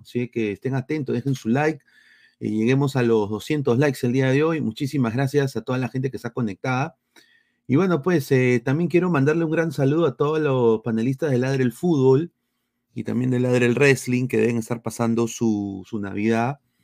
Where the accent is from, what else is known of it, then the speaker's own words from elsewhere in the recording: Peru; now in United States; soy periodista deportivo, soy peruano, ah, vivo aquí en los Estados Unidos